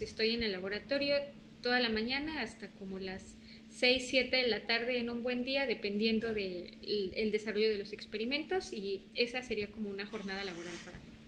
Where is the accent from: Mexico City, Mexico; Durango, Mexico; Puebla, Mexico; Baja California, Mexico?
Puebla, Mexico; moved away as an adult; also born or lived in Sinaloa; now in Quintana Roo, Mexico; Puebla, de donde soy originaria, de donde vive mi familia y mis amigos.